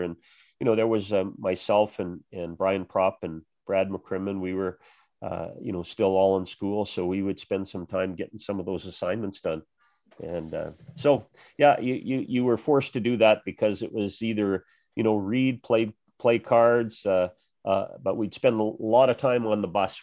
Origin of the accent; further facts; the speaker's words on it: Western Canada, Canada; growing up in Western Canada